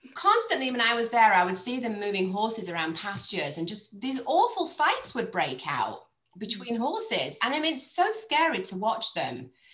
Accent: Cheshire, North West England, United Kingdom; moved away as an adult; also born or lived in United States; I grew up in Cheshire.

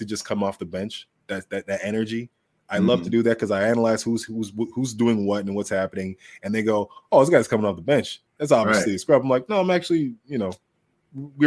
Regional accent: Toronto, Ontario, Canada; I'm from Toronto

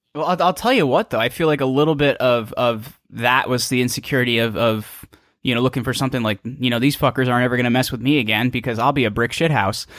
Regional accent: small town in northern New Jersey, United States; I'm from a small town in northern New Jersey.

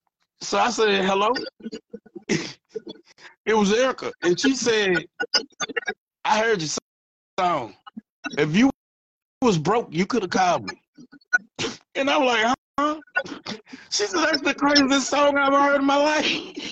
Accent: Louisiana, United States; now in Dallas, United States; I'm from Louisiana. We know how to shut our damn mouth. I live out here in Dallas, man.

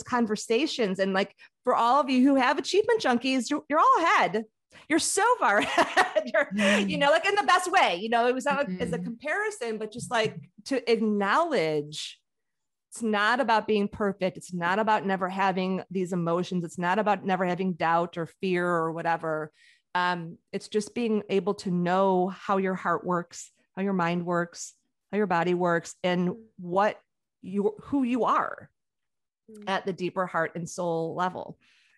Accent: Chicago, Illinois, United States; I grew up in Chicago

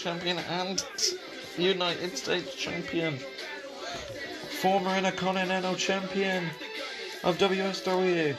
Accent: Melbourne, Victoria, Australia; I am from Melbourne, Australia.

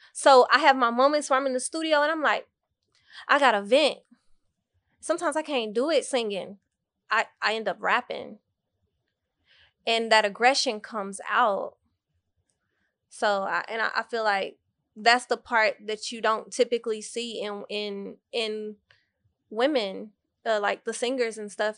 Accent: Dallas, Texas, United States; also born or lived in Waco, Texas; I was born in Waco, Texas. and I moved to Dallas when I was around three years old.

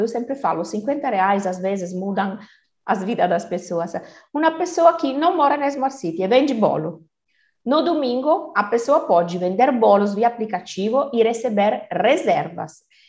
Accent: Turin, Piedmont, Italy; Portuguese is a second language; moved away as an adult; now in Brazil; italiana de Turim, norte da Itália

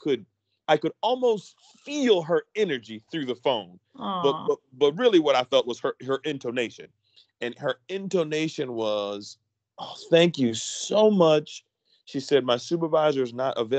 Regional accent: Philadelphia, Pennsylvania, United States; moved away as an adult; born and raised in Philadelphia

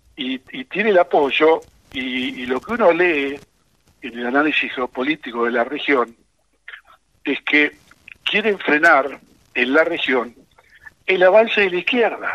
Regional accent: Argentina; nosotros como argentinos

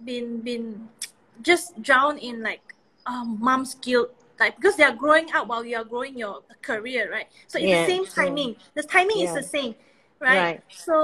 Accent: Kuching, Sarawak, Malaysia; now in Kuala Lumpur, Malaysia; I'm from Kuching. So from five I've been able to travel back. I mean travel out from Kuching to KL myself and build a life here until today.

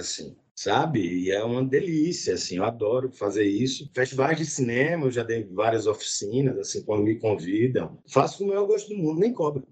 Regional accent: Northeast Region, Brazil; accent: Nordestino; eu sou nordestino

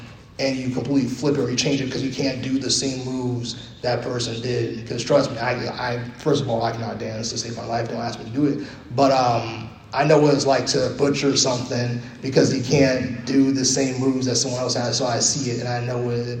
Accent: New York City, New York, United States; I'm from New York City

